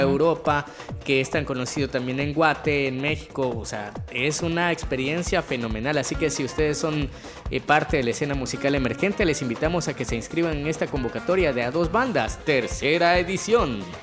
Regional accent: El Salvador; nuestra historia como salvadoreños y salvadoreñas

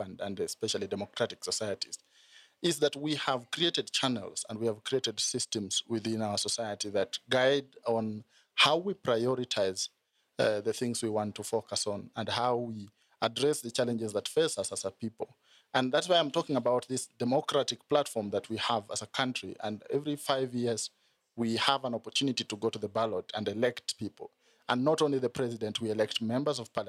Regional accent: Kenya; as a Kenyan

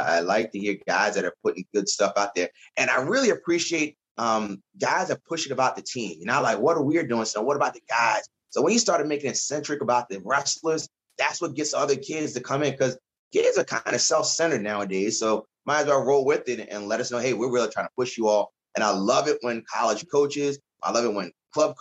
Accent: Baltimore, Maryland, United States; moved away; also born or lived in Virginia; I'm originally from Baltimore

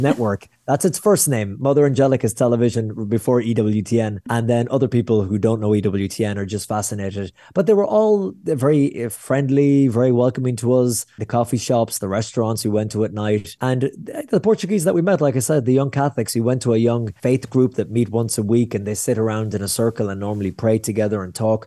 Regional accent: Ireland; I'm sweaty Irish guy in the middle of Israel

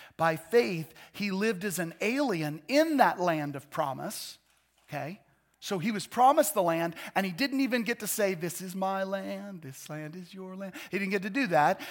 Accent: United States; I love being an American

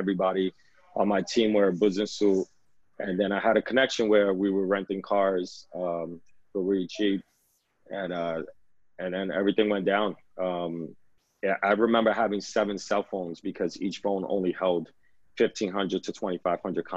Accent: New York City, New York, United States; I was born and raised in the Lower East Side, still live here, probably gonna die here

